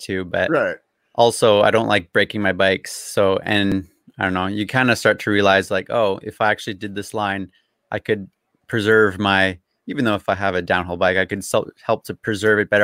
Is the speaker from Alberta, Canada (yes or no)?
no; Abbotsford, British Columbia, Canada; I've grown up here all my life. So like the town I'm in is called Abbotsford. It's like mm-hmm. an hour out of Vancouver